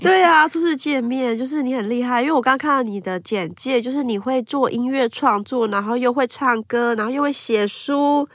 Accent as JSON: {"language": "Chinese", "country": "Taiwan", "said": "我是台湾人，我一定要说我是台湾人"}